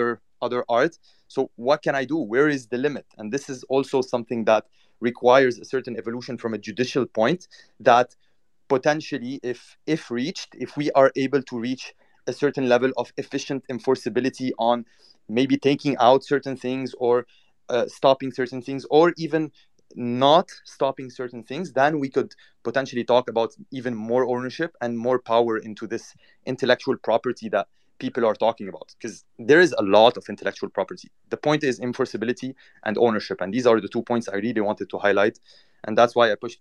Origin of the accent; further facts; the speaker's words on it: Cyprus; now in New York, United States; I was born in Cyprus